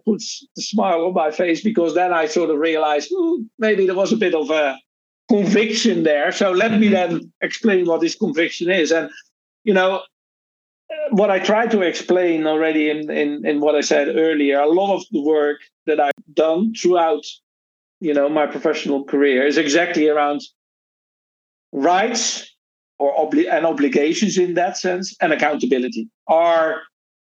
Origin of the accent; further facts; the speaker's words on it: Rotterdam, South Holland, Netherlands; moved away; I'm originally from the Netherlands, born in Rotterdam.